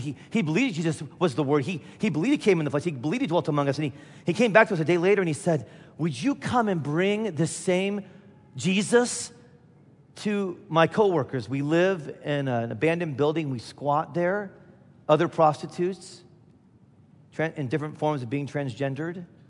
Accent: Midwest, United States; I'm from the Midwest

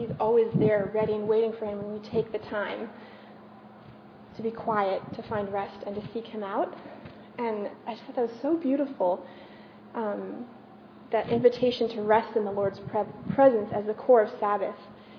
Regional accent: France; also born or lived in Germany; my parents were Americans, but I grew up in France, but I went to school in Germany

